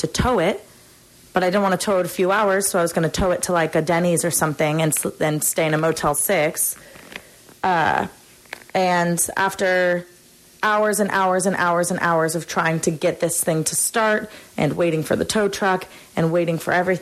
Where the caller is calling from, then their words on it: Sacramento, California, United States; I'm from Sacramento, and I am calling in for the Coliseum